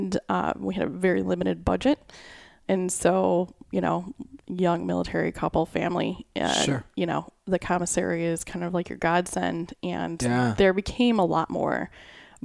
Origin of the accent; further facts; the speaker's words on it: Chicago, Illinois, United States; my family, so we grew up in the Chicagoland area